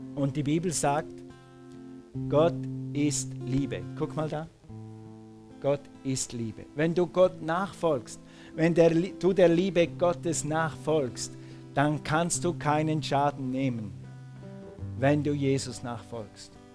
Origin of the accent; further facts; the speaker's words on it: Switzerland; moved away; Als Schweizer wächst du mit dem Tessin auf